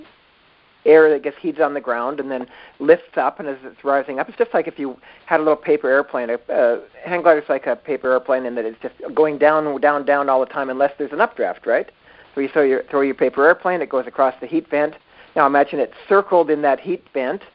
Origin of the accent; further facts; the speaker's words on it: Victoria, British Columbia, Canada; I grew up in Victoria, B.C.